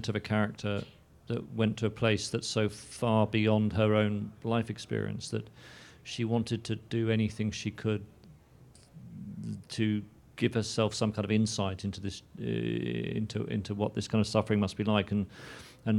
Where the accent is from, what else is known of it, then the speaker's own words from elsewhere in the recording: London, United Kingdom; growing up in London